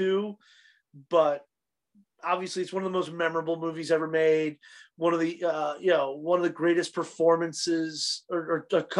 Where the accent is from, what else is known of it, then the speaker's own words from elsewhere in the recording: New York, United States; growing up in New York and being around a lot of actors